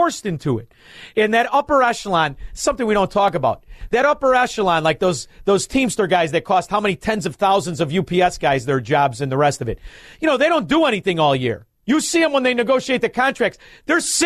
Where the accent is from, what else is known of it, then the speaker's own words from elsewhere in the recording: Elmwood Park, Illinois, United States; also born or lived in Chicago; I'm from Elmwood Park